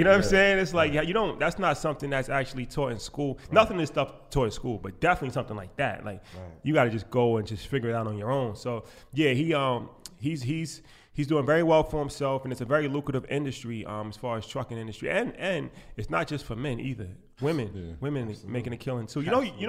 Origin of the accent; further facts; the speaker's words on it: New York, United States; we come from New York, and especially me, you know, I have a career in finance